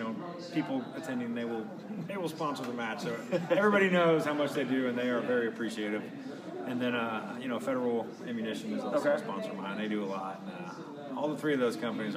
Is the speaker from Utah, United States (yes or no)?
yes; Kaysville, Utah, United States; also born or lived in Florida / Oklahoma; I'm from Kaysville, Utah. I've been there pretty much my whole life.